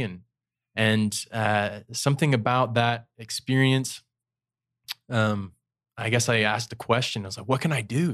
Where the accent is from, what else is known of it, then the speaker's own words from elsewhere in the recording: St. George, Utah, United States; also born or lived in Soda Springs, Idaho / Brasilia, Brazil; when I was ten, moved to Saint George, Utah